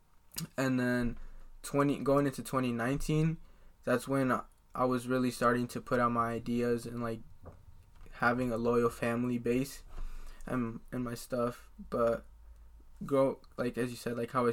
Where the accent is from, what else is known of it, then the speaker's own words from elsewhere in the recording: Des Moines, Iowa, United States; I'm 18, and I'm from Des Moines, Iowa.